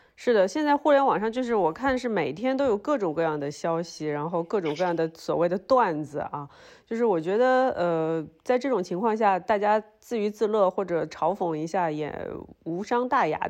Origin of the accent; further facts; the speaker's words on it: Shanghai, China; moved away as an adult; also born or lived in Beijing; now in Hengdian, China; 因为我作为一个上海人